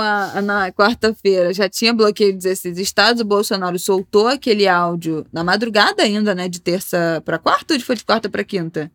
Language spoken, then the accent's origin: Portuguese; Rio de Janeiro, Brazil; como carioca